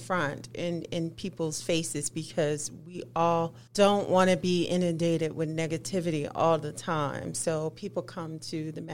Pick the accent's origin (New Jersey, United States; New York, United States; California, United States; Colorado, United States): New Jersey, United States; Trenton; now in Utah, United States; my hometown of Trenton, New Jersey